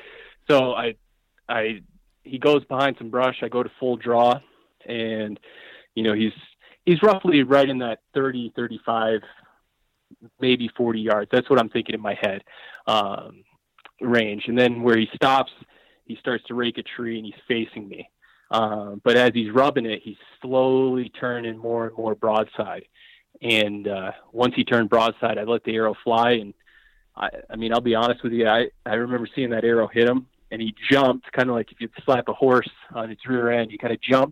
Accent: Colorado, United States; kind of the unit I grew up hunting in Colorado here and cutting my teeth on it.

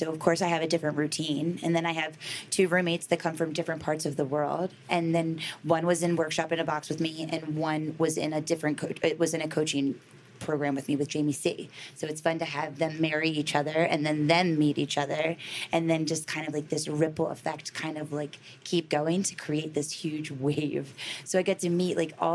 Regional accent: Baltimore, Maryland, United States; I grew up in Baltimore City.

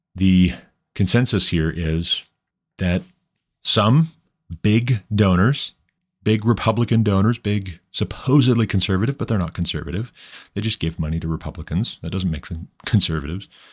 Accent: Montana, United States; I am from Montana

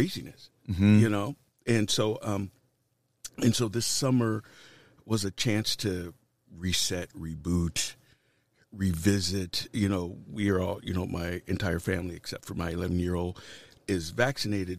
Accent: Norfolk, Virginia, United States; now in Chicago, United States; I'm from Norfolk, Virginia

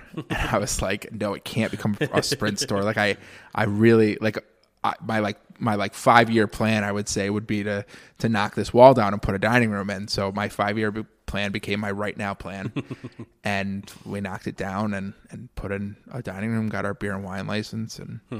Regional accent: Connecticut, United States; now in Syracuse, United States; So I grew up in Connecticut originally. I've been in Syracuse for, oh God, like going on like 7 years now

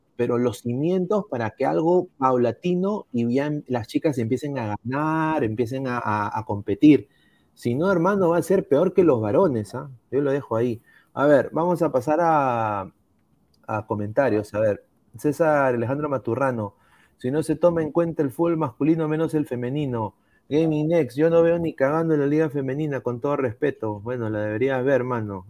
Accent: Peru; yo soy peruano

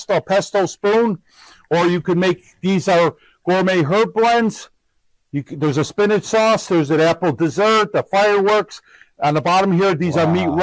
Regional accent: Chicago, Illinois, United States; also born or lived in Streamwood, Illinois; now in Aurora, United States; I grew up in Logan Square, Chicago

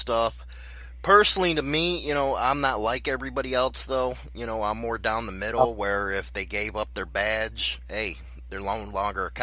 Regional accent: Chicago, Illinois, United States; growing up in Chicago

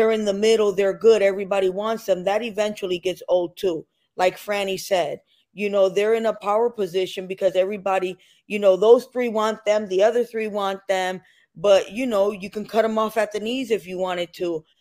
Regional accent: Stratford, Connecticut, United States; I'm from Stratford, so right next to that.

